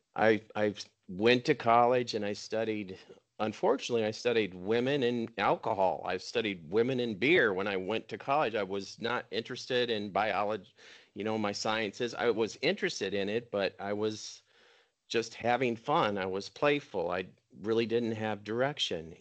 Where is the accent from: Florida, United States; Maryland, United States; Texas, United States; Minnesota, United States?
Minnesota, United States; I grew up water skiing in Minnesota